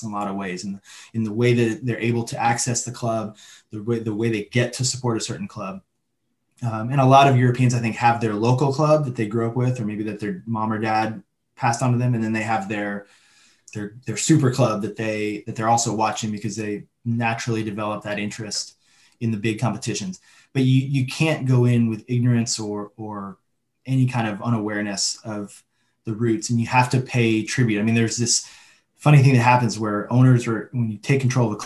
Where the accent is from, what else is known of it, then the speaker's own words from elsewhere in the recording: United States; as an American